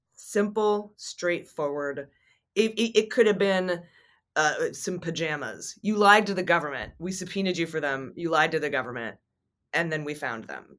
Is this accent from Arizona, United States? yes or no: yes; Arizona, United States; moved away as an adult; I'm from Arizona. I'm a daughter of Arizona. I went to Xavier College Prep